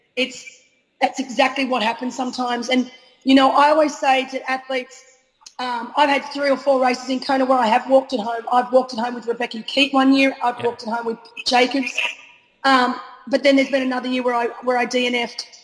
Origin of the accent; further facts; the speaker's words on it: Australia; We as an Aussie